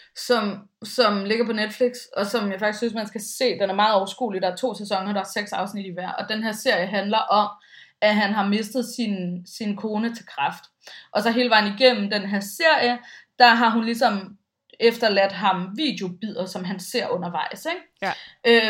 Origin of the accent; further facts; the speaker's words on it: Bornholm, Capital Region of Denmark, Denmark; moved away; jeg stammer jo lidt fra landet, i og med at jeg kommer fra Bornholm